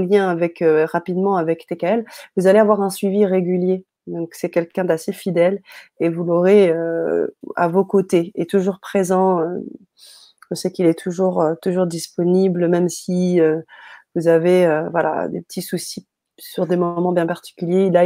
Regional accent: France; also born or lived in Paris; chez nous, en France, à Paris

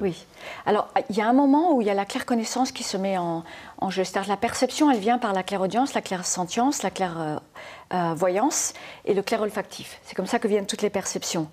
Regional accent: Formentera, Balearic Islands, Spain; also born or lived in United States / France; Je suis née aux États-Unis, mais je suis mhm. élevée à Formentera, dans les Baléares

